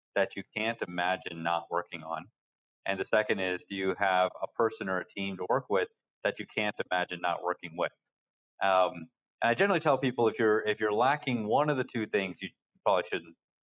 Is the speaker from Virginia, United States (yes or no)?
yes; Yorktown, Virginia, United States; moved away as an adult; also born or lived in Boston; I grew up in Virginia. It's a military town in southeastern Virginia called Yorktown